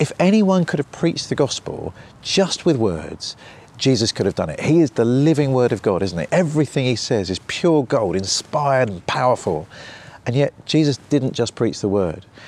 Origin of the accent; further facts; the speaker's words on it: United Kingdom; I'm British